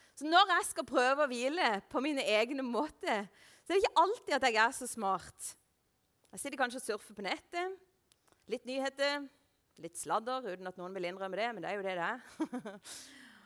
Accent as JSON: {"language": "Norwegian", "area": "Lista", "region": "Agder", "country": "Norway", "said": "jeg er fra Lista, og der er det sau overalt"}